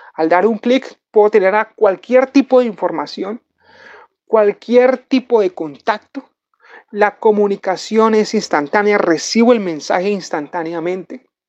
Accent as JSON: {"language": "Spanish", "country": "Colombia", "said": "nosotros como latinos y como colombianos"}